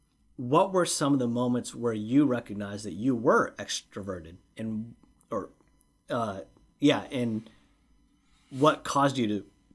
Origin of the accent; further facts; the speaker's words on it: Lacey, Washington, United States; in Washington State, where I grew up in the Lacey area, elementary school is kindergarten through 6th grade.